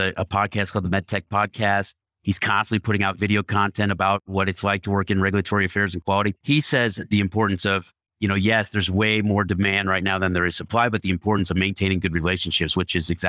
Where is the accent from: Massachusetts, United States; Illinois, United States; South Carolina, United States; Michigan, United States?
Illinois, United States; Chicago; I grew up in Chicago